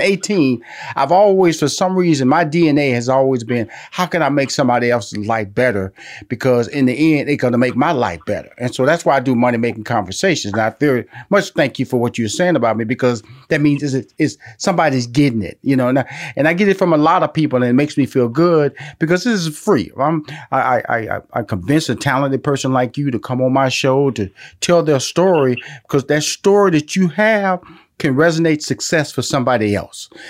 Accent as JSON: {"language": "English", "town": "Houston", "region": "Texas", "country": "United States", "tie": "born or raised there", "said": "I'm born and raised in Houston, Texas"}